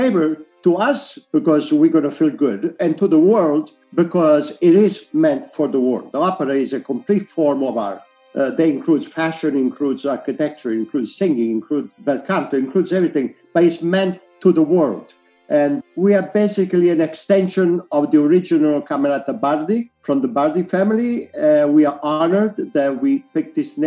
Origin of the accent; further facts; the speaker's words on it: Italy; now in United States; I'm Italian, I'm also American